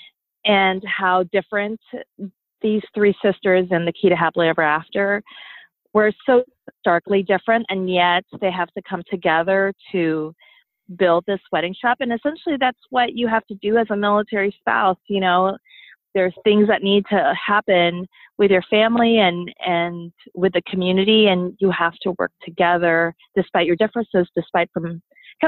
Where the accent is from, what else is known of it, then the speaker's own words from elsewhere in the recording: California, United States; also born or lived in Philippines; I have extended family sisters of whom I grew up with in California